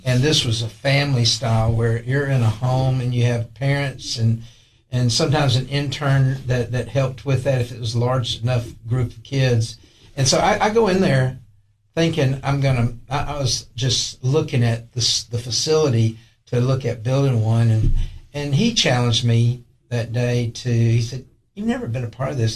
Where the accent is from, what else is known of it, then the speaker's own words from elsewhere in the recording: Tylertown, Mississippi, United States; now in Allgood, Tennessee, United States; i grew up in a little town called tylertown mississippi